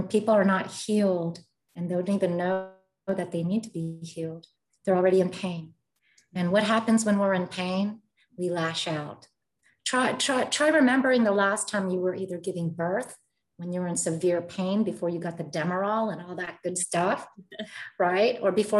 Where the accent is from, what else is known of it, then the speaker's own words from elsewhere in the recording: Philippines; I grew up in a family where the values are different. I'm Filipino and Spanish.